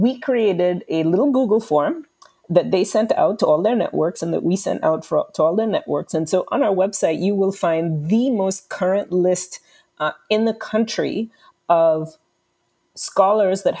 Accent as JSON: {"language": "English", "country": "Trinidad & Tobago", "moved": "yes", "said": "I'm originally from the Caribbean, from Trinidad and Tobago"}